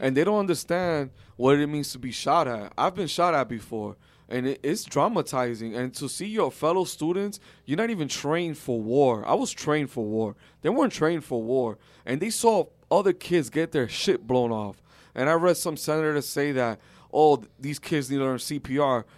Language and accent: English; United States; as an American